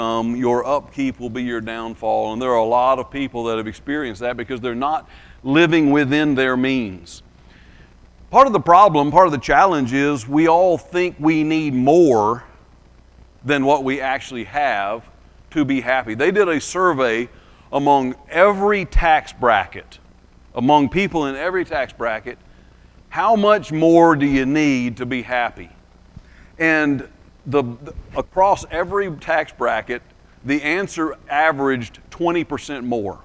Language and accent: English; Lee County, southwest Georgia, United States; now in Alabama, United States; So I live in Alabama, but I grew up in southwest Georgia, in Lee County, which is near Albany